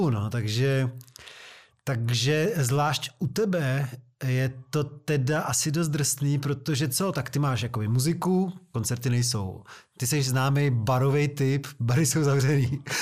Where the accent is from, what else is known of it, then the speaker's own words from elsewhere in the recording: Prostějov, Olomouc Region, Czechia; Z Konice u Prostějova, já jsem z Prostějova.